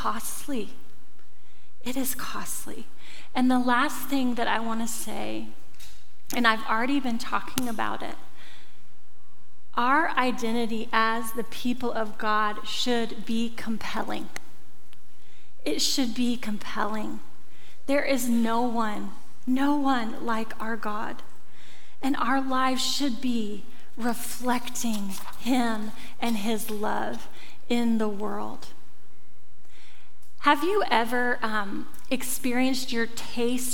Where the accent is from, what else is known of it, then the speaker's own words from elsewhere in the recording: rural Oklahoma, United States; moved away; I grew up in Oklahoma, rural Oklahoma.